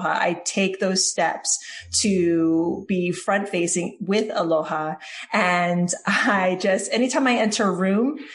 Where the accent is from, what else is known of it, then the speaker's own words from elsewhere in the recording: Hawaii, United States; moved away as an adult; also born or lived in New York City / California / New Jersey; now in Tennessee, United States; I am born and raised in Hawaii. I moved to New York City back in 2001